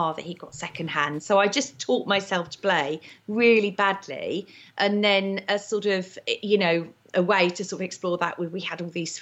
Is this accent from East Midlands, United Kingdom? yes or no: yes; Market Rasen, East Midlands, United Kingdom; I was from Market Raisin in Lincolnshire. No one's ever heard of it. But there was actually a brass band in Market Raisin